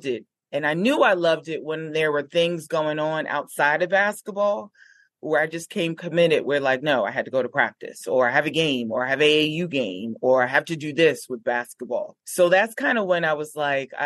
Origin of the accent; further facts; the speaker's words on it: Newark, New Jersey, United States; we grew up in Newark, but just a different side